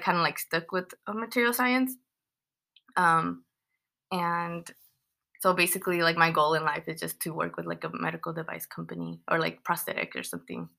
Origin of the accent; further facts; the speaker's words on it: Los Angeles, California, United States; moved away as an adult; now in Riverside, United States; I was born in the San Fernando Valley, and then I came to Riverside when I started going to school at UCR